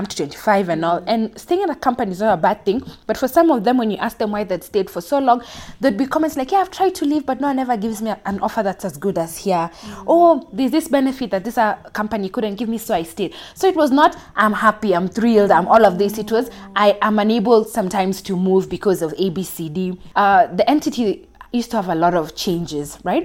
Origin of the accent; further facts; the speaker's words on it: Mombasa, Mombasa County, Kenya; now in Nairobi, Kenya; I'm from Kenya. I grew up in Mombasa, now living in Nairobi.